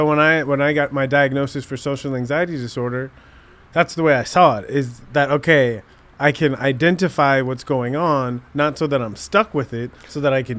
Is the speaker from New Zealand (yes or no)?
no; Southern California, United States; growing up in Southern California, being an African-American male